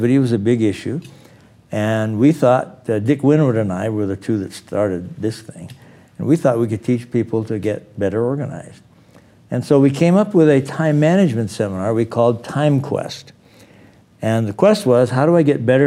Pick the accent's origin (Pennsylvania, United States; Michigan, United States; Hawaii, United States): Hawaii, United States; moved away as an adult; also born or lived in Salt Lake City, Utah / Washington, D.C. / London; I was born in Salt Lake City, moved to Hawaii when I was 2.